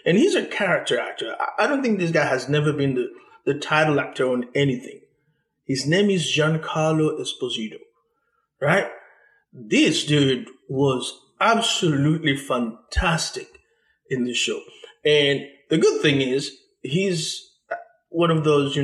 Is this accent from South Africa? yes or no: no; Haiti; moved away; I am originally from Haiti